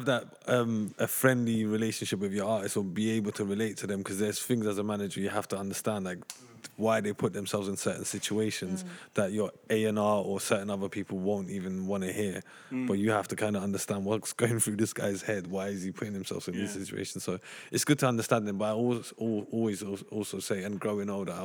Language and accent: English; London, United Kingdom; I grew up in Tottenham